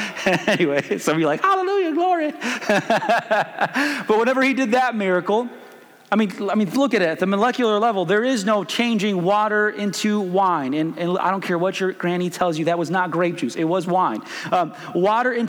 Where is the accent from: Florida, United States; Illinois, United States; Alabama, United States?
Illinois, United States; Chicago; moved away as an adult; also born or lived in Springfield, Missouri; now in Kansas, United States; I'm originally from Chicago.